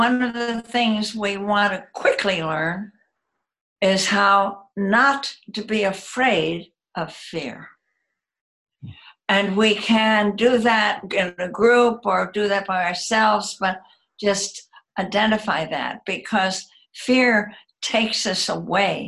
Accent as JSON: {"language": "English", "country": "United States", "said": "I'm American and live in the United States"}